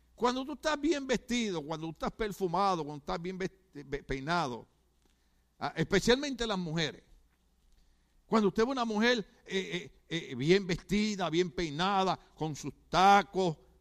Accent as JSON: {"language": "Spanish", "country": "Puerto Rico", "tie": "born or raised there", "moved": "yes", "said": "como yo soy puertorriqueño"}